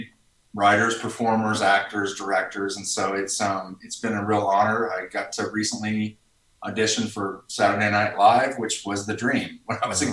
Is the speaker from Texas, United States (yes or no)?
no; Lamar, Missouri, United States; moved away as an adult; now in Denver, United States; I'm from Lamar, Missouri, originally, like a small town in the Midwest, home of Harry S. Truman, birthplace